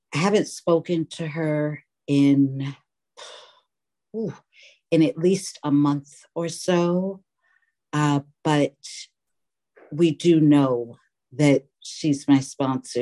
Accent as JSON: {"language": "English", "town": "New York City", "region": "New York", "country": "United States", "tie": "born or raised there", "moved": "yes", "lives_now": "Oakland, United States", "said": "I was born and raised in New York City."}